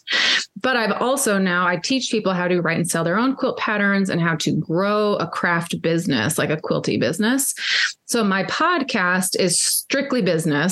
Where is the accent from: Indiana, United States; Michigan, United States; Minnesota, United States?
Minnesota, United States; also born or lived in Africa; now in Texas, United States; I grew up in Minnesota